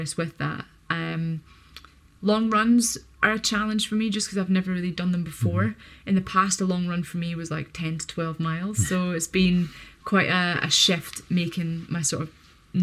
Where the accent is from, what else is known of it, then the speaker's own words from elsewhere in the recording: United Kingdom; being a British athlete